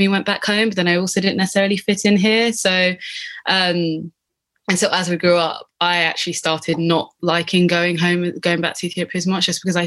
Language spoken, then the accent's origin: English; Hertfordshire, East of England, United Kingdom; also born or lived in Paddington, London; And then we moved to Hertfordshire, so to basically the outskirts of London. And that's where I've spent the rest of my childhood.